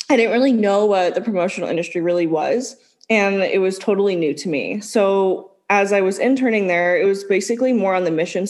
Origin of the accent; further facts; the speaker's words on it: California, United States; we are from California.